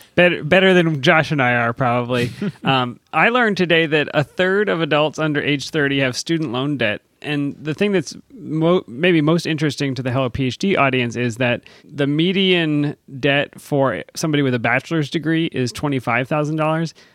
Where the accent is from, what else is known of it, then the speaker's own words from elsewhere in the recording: Pennsylvania, United States; Growing up in Pennsylvania